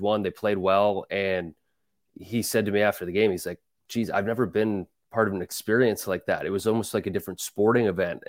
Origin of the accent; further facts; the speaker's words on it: Calgary, Alberta, Canada; now in New York, United States; growing up in Calgary, I, I love going to Flames games